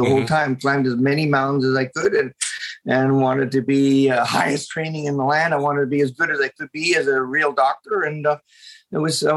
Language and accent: English; Lethbridge, Alberta, Canada; moved away; also born or lived in Ontario; I'm actually a prairie kid. I grew up in Southern Alberta, Lethbridge